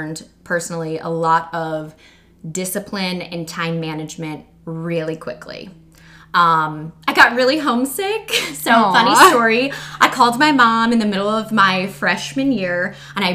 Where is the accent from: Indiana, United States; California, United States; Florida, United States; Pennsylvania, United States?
Indiana, United States; Muncie; moved away as an adult; also born or lived in Ohio; I was born and raised in Muncie, Indiana